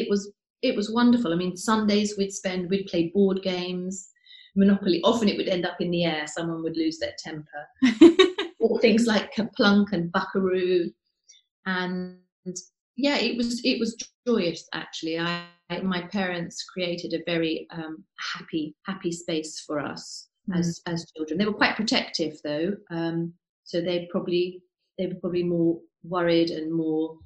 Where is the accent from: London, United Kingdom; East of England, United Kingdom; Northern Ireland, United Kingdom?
East of England, United Kingdom; Cambridge; I was born in Cambridge, where I grew up